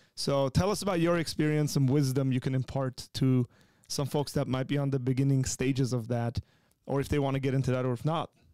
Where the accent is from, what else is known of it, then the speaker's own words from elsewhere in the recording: Armenia; moved away; born and raised in Armenia